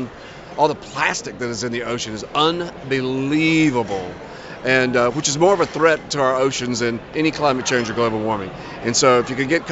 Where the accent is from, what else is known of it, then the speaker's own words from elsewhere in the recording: Mississippi, United States; I'm from Mississippi